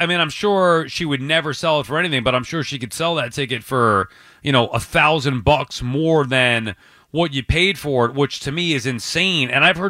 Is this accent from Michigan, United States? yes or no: no; Long Island, New York, United States; I'm from Long Island.